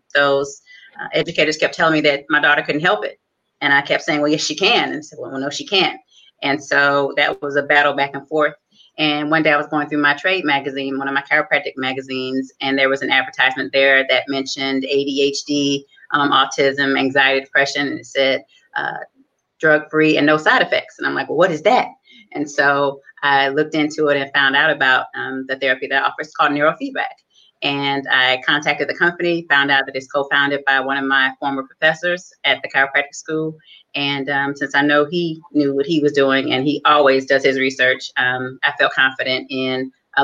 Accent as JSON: {"language": "English", "town": "Detroit", "region": "Michigan", "country": "United States", "tie": "born or raised there", "also_born_or_lived": "New Orleans, Louisiana / Atlanta, Georgia", "moved": "as an adult", "said": "I am originally from Detroit, Michigan. I grew up in and was raised in Detroit"}